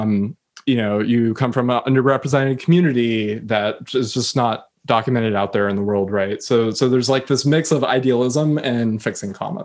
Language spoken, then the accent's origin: English; United States; I come from the United States